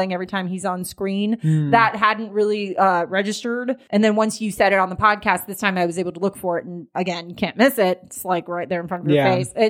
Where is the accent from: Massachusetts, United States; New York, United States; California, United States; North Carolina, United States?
California, United States; Jonathan and I grew up in California